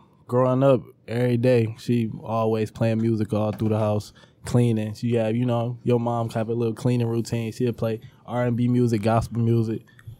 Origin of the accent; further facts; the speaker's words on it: Detroit, Michigan, United States; now in Redford, United States; Actually moved to Redford when I was about 12. So yeah, after that, been living in Redford for the but Detroit, born and raised.